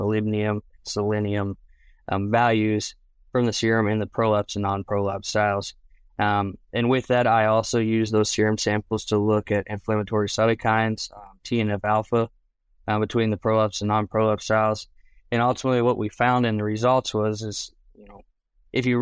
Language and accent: English; Maryland, United States; moved away as an adult; now in Oklahoma, United States; I'm originally from Maryland. I grew up 45 minutes from Baltimore and 45 minutes from Washington, D.C.